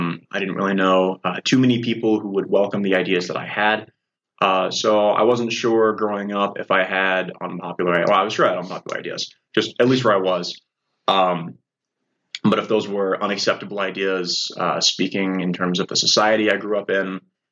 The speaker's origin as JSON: {"language": "English", "area": "Rock Island County", "region": "Illinois", "country": "United States", "tie": "born or raised there", "said": "I'm from Rock Island County"}